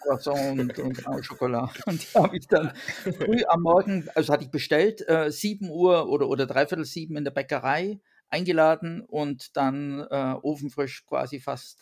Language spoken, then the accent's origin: German; Allgäu, Bavaria, Germany; now in France; ich komme ja ursprünglich aus Bayern ähm, und bin sozusagen in 850 Meter Höhe geboren äh, mit den 2000ern vor der Nase, äh, im, also im Allgäu, im Voralpengebiet